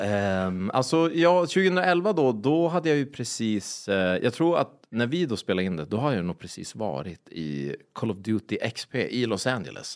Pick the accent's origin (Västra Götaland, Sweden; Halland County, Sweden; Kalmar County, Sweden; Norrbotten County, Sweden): Norrbotten County, Sweden; Boden; also born or lived in Piteå; jag bodde i Piteå, men jag är från Boden.